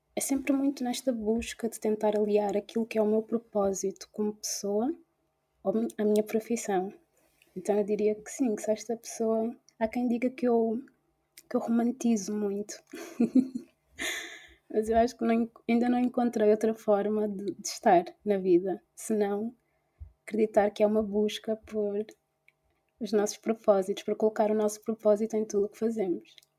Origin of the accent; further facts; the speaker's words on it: Portugal; nasci e cresci em Portugal mas que tem as origens em, na Guiné-Bissau